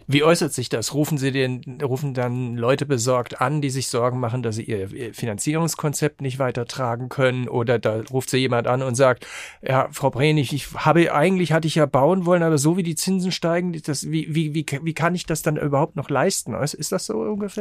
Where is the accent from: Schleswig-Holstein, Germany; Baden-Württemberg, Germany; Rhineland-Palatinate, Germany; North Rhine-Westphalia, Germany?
Rhineland-Palatinate, Germany; Rhenish Hesse; ich komme ja nicht aus Frankfurt, sondern aus Rheinhessen